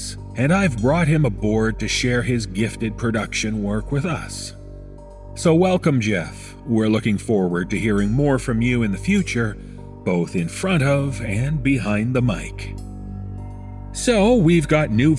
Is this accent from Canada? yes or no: yes; Toronto, Ontario, Canada; my hometown of Toronto